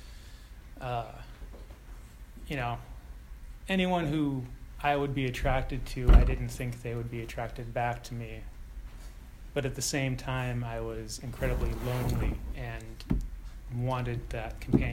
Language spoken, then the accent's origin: English; San Ramon, California, United States; also born or lived in Oakland, California; I was born in Oakland and, you know, had friends there, and then moved to San Ramon, where I had no friends